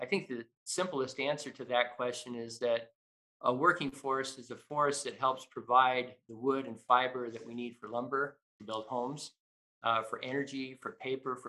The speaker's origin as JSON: {"language": "English", "region": "Idaho", "country": "United States", "tie": "born or raised there", "said": "I can't remember a time growing up in Idaho when I didn't look out the window and see forests."}